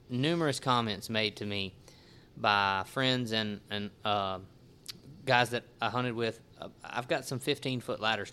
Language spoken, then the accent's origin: English; Natchez, Mississippi, United States; moved away; also born or lived in Clinton, Louisiana; I grew up in Natchez